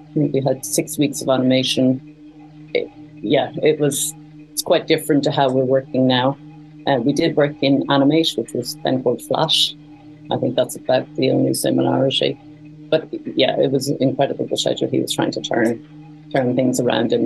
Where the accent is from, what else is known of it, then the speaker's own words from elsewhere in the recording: Cork, Munster, Ireland; moved away as an adult; also born or lived in Dublin, Ireland / London, United Kingdom / China; I'm actually from Cork, in the south of Ireland.